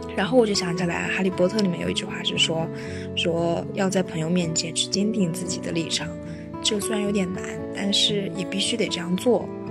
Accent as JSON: {"language": "Chinese", "region": "northern China", "country": "China", "said": "我作为一个北方人"}